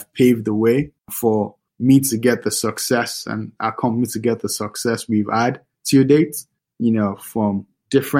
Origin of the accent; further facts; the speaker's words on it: Lagos, Nigeria; now in New York City, United States; I'm from Lagos, Nigeria